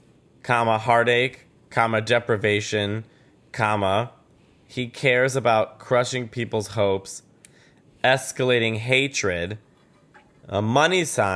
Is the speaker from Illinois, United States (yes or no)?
no; New York, United States; As a New Yorker